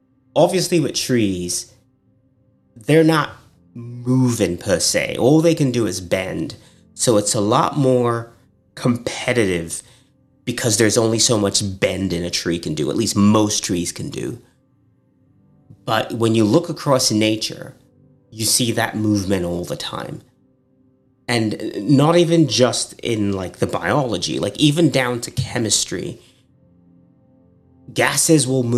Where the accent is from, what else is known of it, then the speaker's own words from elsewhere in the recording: Nigeria; now in United States; I'm Nigerian American.